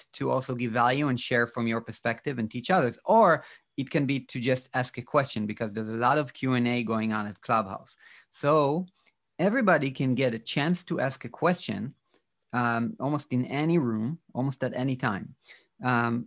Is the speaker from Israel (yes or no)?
yes; Israel; I'm from Israel